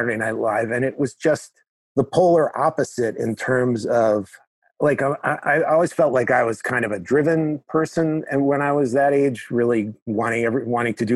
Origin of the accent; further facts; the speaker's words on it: New York, United States; moved away as an adult; also born or lived in Chicago; I was from New York